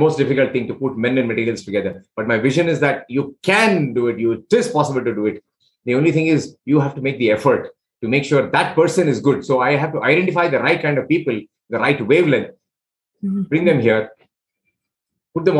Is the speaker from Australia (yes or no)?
no; India; I'm from India